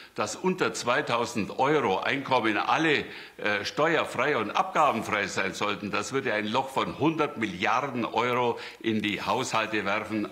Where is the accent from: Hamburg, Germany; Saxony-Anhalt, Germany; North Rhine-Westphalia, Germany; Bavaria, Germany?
Bavaria, Germany; Ursberg; ich komme aus Ursberg, wo eine große Behinderteneinrichtung stattfindet